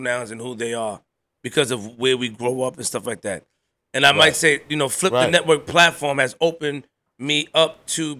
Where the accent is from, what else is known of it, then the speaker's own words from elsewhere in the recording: New York City, New York, United States; the way I grew up in Queens